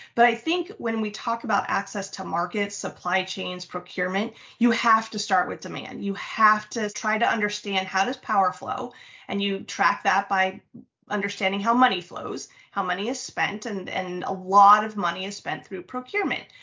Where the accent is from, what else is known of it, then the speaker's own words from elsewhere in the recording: United States; also born or lived in Mexico; that's why I was raised in the States